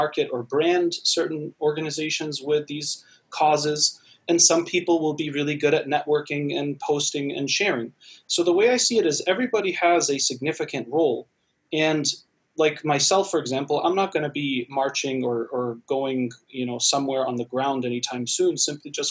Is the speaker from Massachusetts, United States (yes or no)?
yes; Massachusetts, United States; I grew up in Massachusetts myself